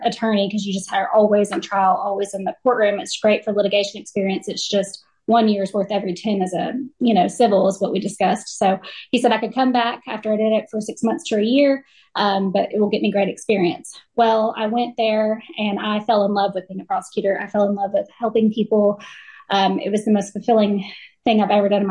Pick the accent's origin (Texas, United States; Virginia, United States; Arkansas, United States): Arkansas, United States; West Garland County; local girl. I grew up in West Garland County